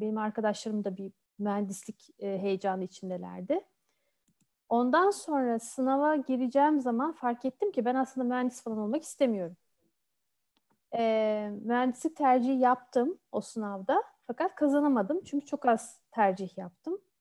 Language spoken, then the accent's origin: Turkish; Turkey; moved away as an adult; also born or lived in Odense, Denmark / Bordeaux, France; Türkiye'de doğdum, büyüdüm.